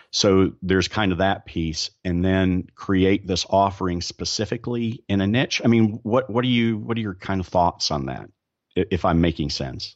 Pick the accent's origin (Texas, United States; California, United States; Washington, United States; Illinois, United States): Texas, United States; Dallas; I'm from Dallas